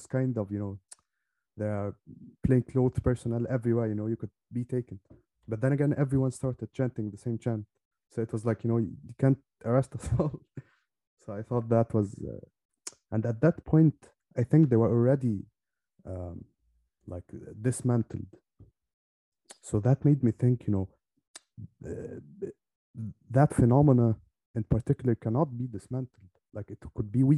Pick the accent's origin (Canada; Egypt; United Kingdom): Egypt; Alexandria, Alexandria Governorate; I went to a number of matches in Alexandria, my hometown